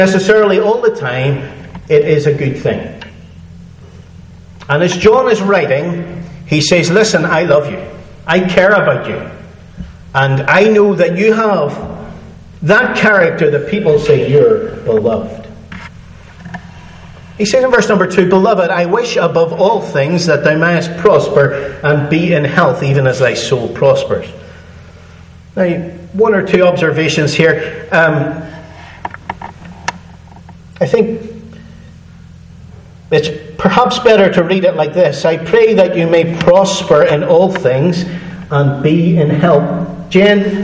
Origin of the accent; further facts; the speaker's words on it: Northern Ireland, United Kingdom; I'm from Northern Ireland